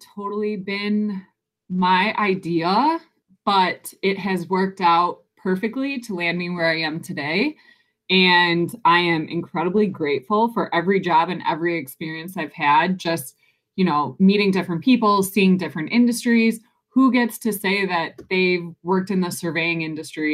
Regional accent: Detroit, Michigan, United States; I am from just outside of Detroit, Michigan, born and raised.

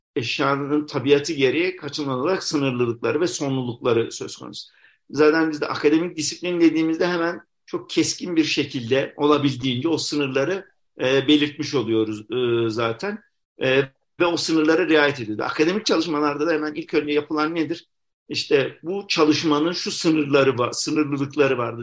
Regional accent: Konya, Turkey; moved away as an adult; dinsel anlamda muhafazakar bir şehirde yaşadığım için yani çocukluğumda e, sonra tabi yurt dışı tecrübem şey oldu ama kaçıncı olarak tekrar Konya'ya geri döndüğümü

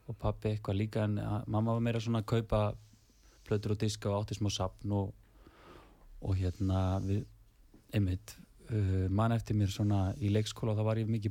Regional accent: Reykjavík, Capital Region, Iceland; fættur og uppalinn fyrstu þrjú árinni nýri miðbæ, njörðagötu mm. en svo fluttist fjölskyldan í 104 ál, í Álfeymana mm. þar elst ég mestuleiti upp

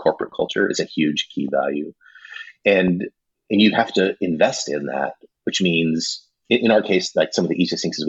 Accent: Running Springs, California, United States; I grew up down in Southern California in a mountain town called Running Springs.

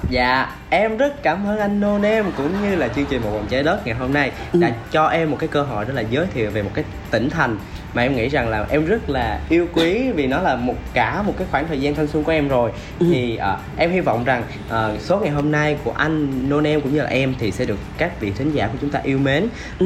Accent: Mekong Delta, Vietnam; now in Ho Chi Minh City, Vietnam; em vẫn về quê thì về miền tây thì em có về qua cần thơ

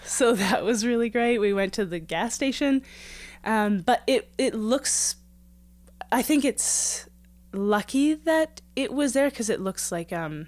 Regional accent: Prince Albert, Saskatchewan, Canada; now in Edmonton, Canada; I've always lived in Treaty 6. I was born in Prince Albert, Saskatchewan, and I'm in Edmonton, Alberta, so right along the same river.

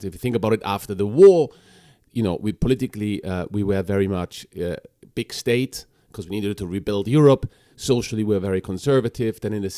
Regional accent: Chile; moved away as an adult; also born or lived in Bolivia; So we are, as a family, we're Germans, but from South America. So I grew up in Chile and Bolivia.

